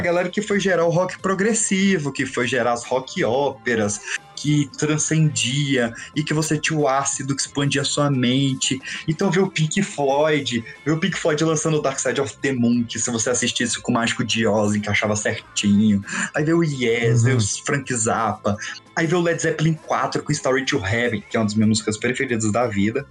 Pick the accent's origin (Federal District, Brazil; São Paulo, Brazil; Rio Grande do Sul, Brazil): Federal District, Brazil; Brasília; moved away